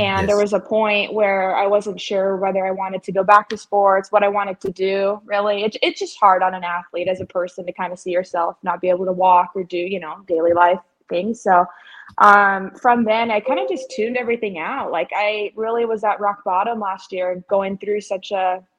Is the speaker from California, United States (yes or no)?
yes; Ventura, California, United States; moved away as an adult; now in Jackson, United States; I'm from Ventura, California. I went to St. Bonaventure High School